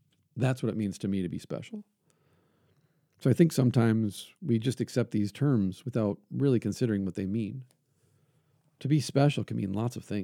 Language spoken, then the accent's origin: English; Brainerd, Minnesota, United States; I was born in Brainerd, Minnesota